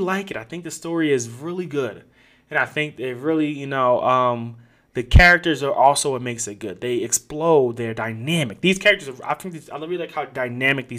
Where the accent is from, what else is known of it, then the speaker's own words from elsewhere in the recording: United States; as an American